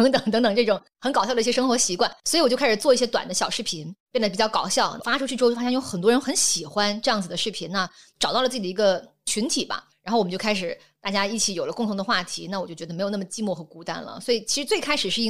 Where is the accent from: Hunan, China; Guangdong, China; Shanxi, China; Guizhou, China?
Guangdong, China; 我是广东人，他是山东人